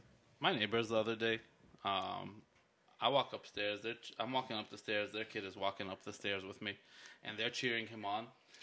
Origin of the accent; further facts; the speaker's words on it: United States; I'm an American kid who speaks Arabic, but not like Arabic.